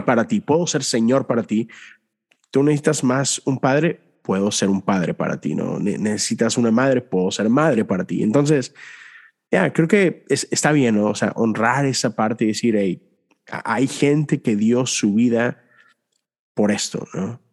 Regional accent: Mexico; crecí en México

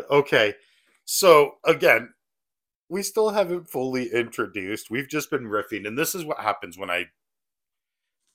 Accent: New York City, New York, United States; I'm from the Bronx

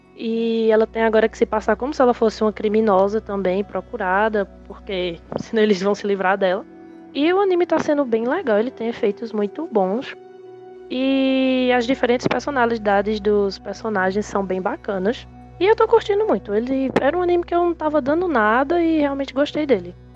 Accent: Caruaru, Pernambuco, Brazil; eu sou natural da cidade de Caruaru

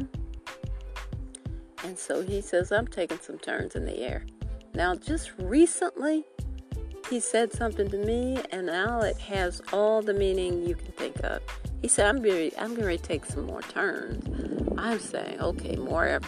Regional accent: Detroit, Michigan, United States; moved away as an adult; now in South Carolina, United States; I'm from Detroit, born in Detroit. We lived in Detroit, my sister and I, until we were 12, when my dad came back here to South Carolina

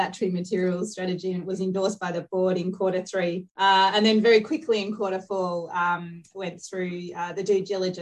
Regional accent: Australia; being an Aussie

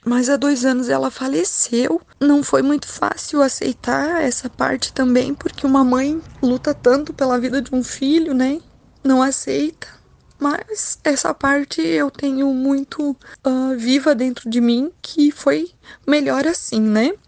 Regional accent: Tunas, Rio Grande do Sul, Brazil; also born or lived in Segredo; sou natural de Linha Nossa Senhora Aparecida, Tunas

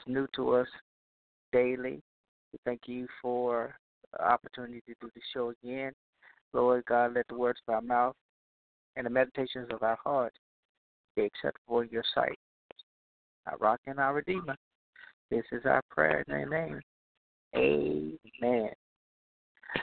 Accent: Louisiana, United States; Louisiana, my home state, my home region

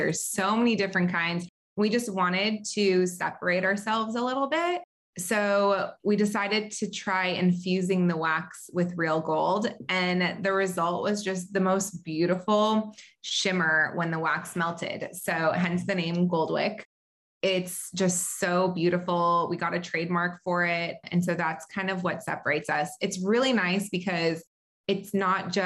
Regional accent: Southern California, United States; also born or lived in Israel / North Carolina; have lived most of my life in Southern California

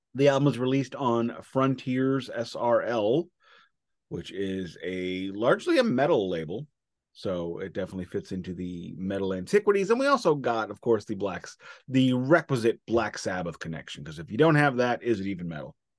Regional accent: United States; I am an American

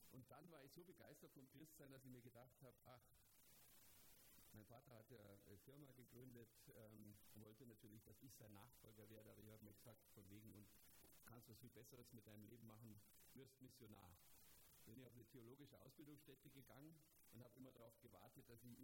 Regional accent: Germany; bei uns in Deutschland

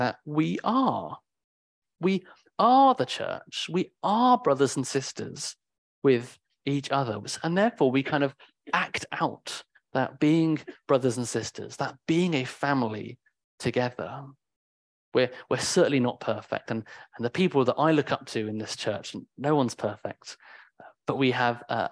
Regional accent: United Kingdom; I'm very British in that way

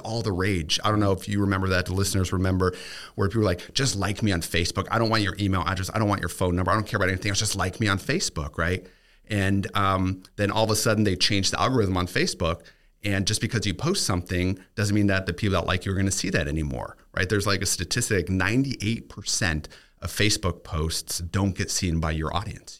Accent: Germany; now in Tampa, United States; growing up in Germany

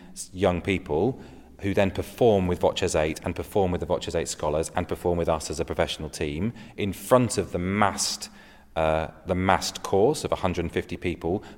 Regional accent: England, United Kingdom; As English people

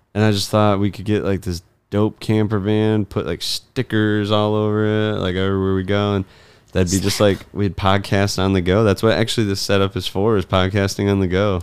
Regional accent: Michigan, United States; also born or lived in Colorado; I was born in Colorado and I don't remember a ton from it. Uh, we moved back to Michigan when I was really young.

